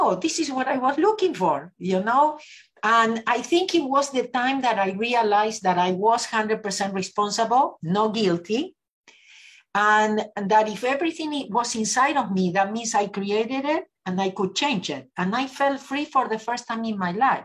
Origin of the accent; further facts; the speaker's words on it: Argentina; moved away as an adult; now in Los Angeles, United States; I was born in Argentina. I lived in Los Angeles, California for the last 38 years.